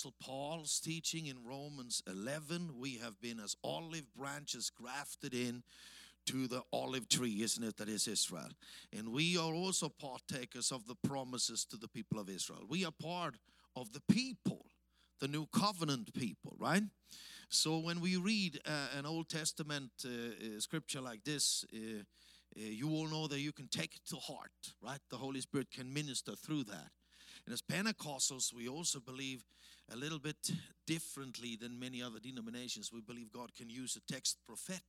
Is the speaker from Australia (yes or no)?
no; Austria; accent: Austrian-German; English is a second language; moved away as an adult; also born or lived in Africa; it's the Austrian-German accent you hear